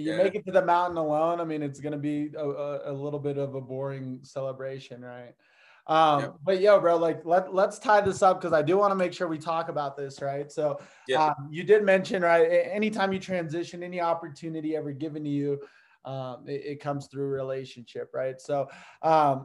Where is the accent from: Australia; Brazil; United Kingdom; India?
Brazil; now in United States; I was from Brazil, kind of lived the same life. I got to see a little bit of the poverty